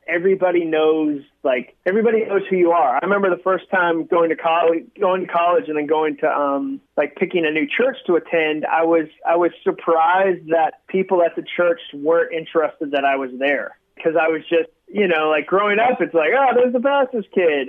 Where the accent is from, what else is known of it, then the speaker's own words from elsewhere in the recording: Massachusetts, United States; now in Nashville, United States; I came from Massachusetts. I grew up there